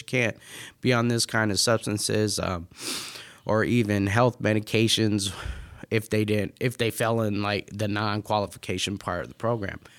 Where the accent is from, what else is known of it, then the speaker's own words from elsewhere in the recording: Las Vegas, Nevada, United States; now in Michigan, United States; I'm not from Michigan, I'm actually from Vegas